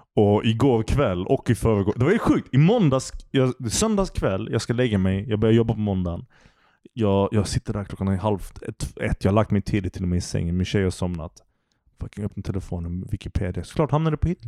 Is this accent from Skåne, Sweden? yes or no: yes; Malmö, Skåne, Sweden; jag är uppvuxen i Malmö